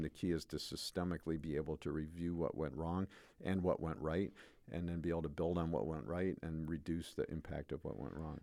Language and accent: English; United States; raised as an American male